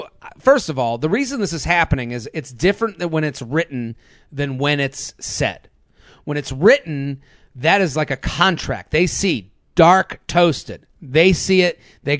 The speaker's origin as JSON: {"language": "English", "region": "Massachusetts", "country": "United States", "said": "Well, I am from the Boston area. I am from outside of Boston."}